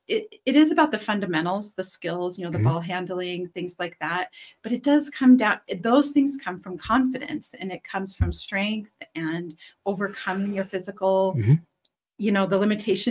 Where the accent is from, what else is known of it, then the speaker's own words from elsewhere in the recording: Gillette, Wyoming, United States; now in Cheyenne, United States; I'm from Gillette.